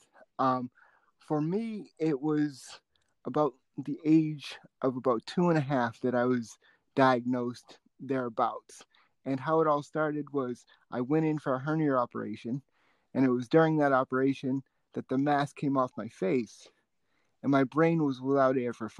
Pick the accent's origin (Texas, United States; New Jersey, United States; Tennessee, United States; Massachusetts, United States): Massachusetts, United States; Boston; growing up in Boston